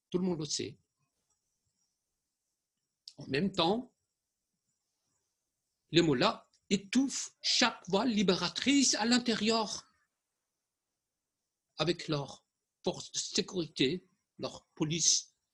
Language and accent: French; Germany; Je suis allemand, je suis allemand d'origine iranienne, mais il peut dire la vérité.